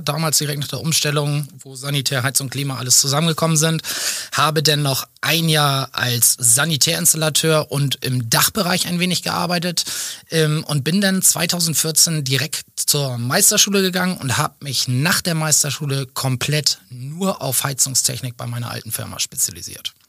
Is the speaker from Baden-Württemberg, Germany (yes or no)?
no; Schenefeld, Schleswig-Holstein, Germany; also born or lived in Waldenau; Wir sitzen in Schenefeld, wo ich auch geboren bin, wo ich lebe, wo ich mich zu Hause fühle